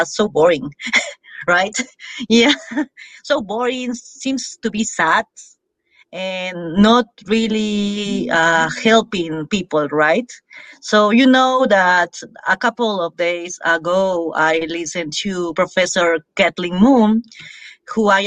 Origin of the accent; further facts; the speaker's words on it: Peru; English is a second language; moved away as an adult; also born or lived in Arequipa, Peru; now in Madrid, Spain; I'm originally from Peru and I studied law